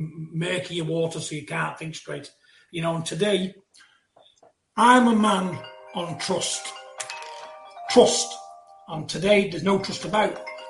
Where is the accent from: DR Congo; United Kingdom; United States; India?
United Kingdom; Support your man. You know, because we're all British people.